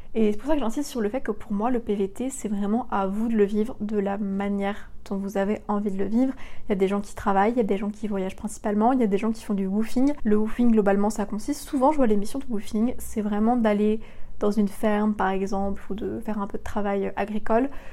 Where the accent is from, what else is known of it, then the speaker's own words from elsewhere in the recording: western France, France; moved away as an adult; now in Montreal, Canada; je viens de l'ouest de la France